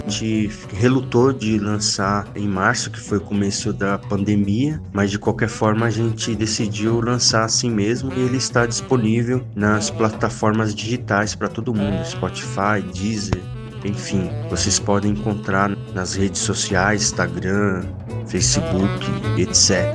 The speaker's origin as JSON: {"language": "Portuguese", "town": "São Bernardo do Campo", "region": "São Paulo", "country": "Brazil", "tie": "born or raised there", "also_born_or_lived": "Mauá / Ribeirão Pires", "said": "Sou daqui da região do ABC, moro em Ribeirão Pires, mas já passei pelas cidades de São Bernardo, morei, nasci lá, morei em Mauá também"}